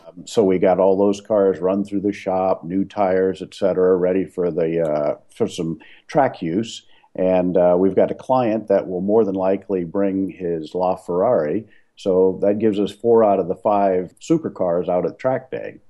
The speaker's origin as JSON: {"language": "English", "town": "New Orleans", "region": "Louisiana", "country": "United States", "tie": "born or raised there", "moved": "as an adult", "lives_now": "Portland, United States", "said": "I was born and raised in New Orleans"}